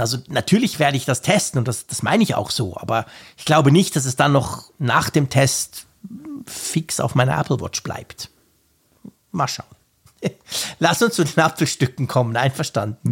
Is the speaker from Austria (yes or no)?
no; Switzerland; als echter Schweizer